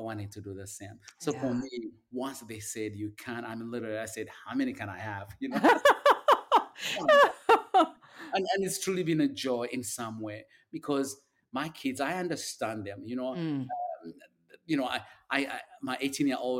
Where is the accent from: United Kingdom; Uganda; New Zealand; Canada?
Uganda; moved away as an adult; now in United States; I grew up in Uganda